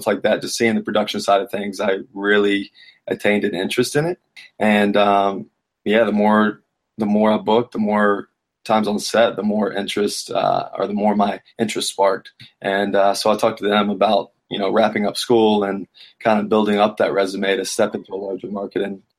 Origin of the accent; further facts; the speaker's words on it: South Carolina, United States; moved away; Originally, South Carolina.